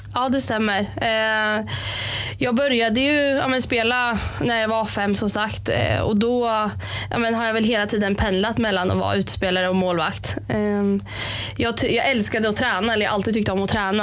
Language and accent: Swedish; Norrköping, Östergötland, Sweden; jag är uppvuxen i Linde har bott där eh, sedan jag föddes eh, i princip